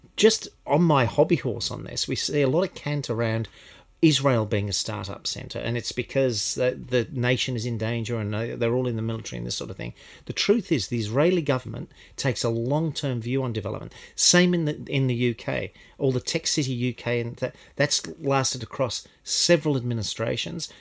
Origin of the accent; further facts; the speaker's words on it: Melbourne, Victoria, Australia; I grew up in Melbourne